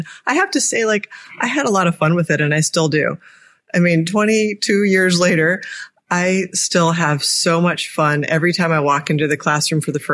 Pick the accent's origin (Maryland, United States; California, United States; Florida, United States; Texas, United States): Maryland, United States; Annapolis; my hometown here in Annapolis, Maryland